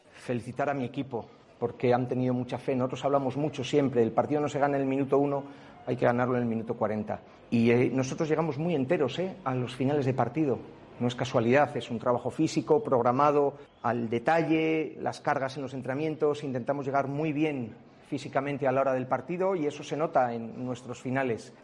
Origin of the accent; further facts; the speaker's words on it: Valladolid, Castile and León, Spain; Como vallisoletano